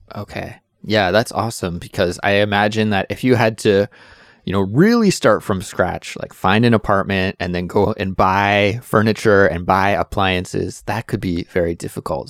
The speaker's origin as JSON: {"language": "English", "country": "Canada", "moved": "yes", "lives_now": "South Korea", "said": "I'm a Canadian, but I live currently in South Korea."}